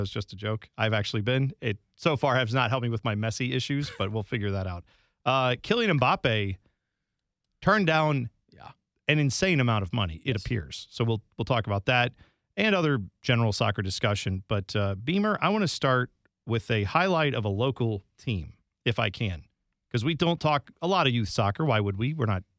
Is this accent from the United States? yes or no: yes; Columbus, Ohio, United States; But I know where I grew up in Columbus, there were, you know, rec soccer leagues and things like that.